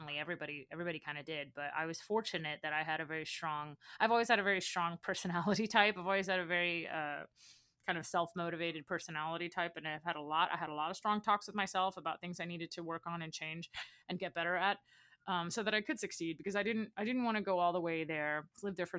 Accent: Baton Rouge, Louisiana, United States; moved away; I came from Baton Rouge, Louisiana, which is a relatively small city

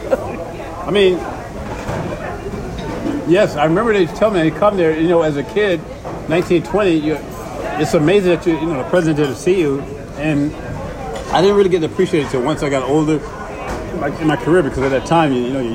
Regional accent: Tampa, Florida, United States; moved away; also born or lived in New York; I'm from Tampa originally

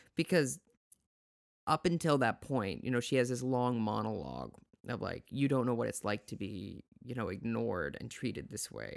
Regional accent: South Dakota, United States; I'm from South Dakota

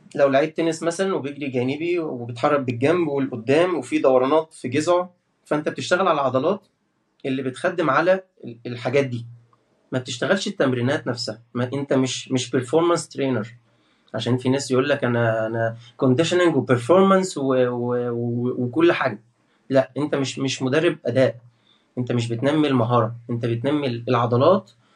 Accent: Port Said Governorate, Egypt; من بورسعيد وده شرف لي ان انا من بورسعيد

